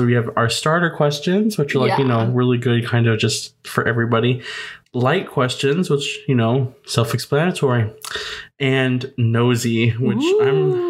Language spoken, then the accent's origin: English; Indiana, United States; moved away as an adult; now in Florida, United States; I grew up in Indiana